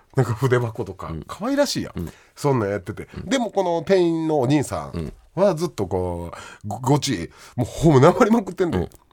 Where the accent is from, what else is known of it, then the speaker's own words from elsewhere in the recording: Kansai, Japan; accent: Kansai; ザ・関西人が一生懸命標準語喋ってるって感じ